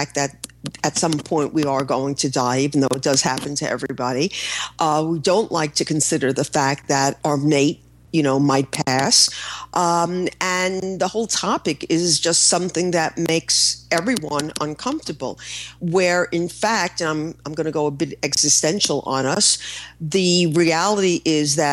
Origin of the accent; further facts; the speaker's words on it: New York, United States; I'm a New Yorker.